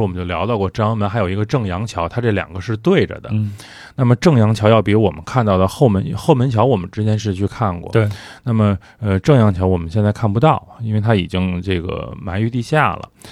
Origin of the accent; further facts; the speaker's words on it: Beijing, China; 在我们小的时候有一个特别大的乐子，就是在大栅栏的小饭馆里头，听那些人聊上千万的声音